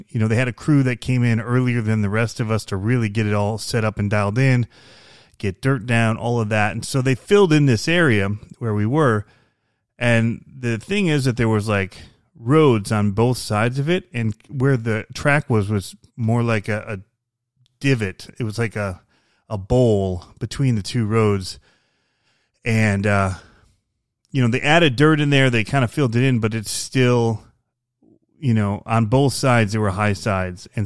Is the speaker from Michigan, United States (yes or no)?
yes; Michigan, United States; I came from Michigan.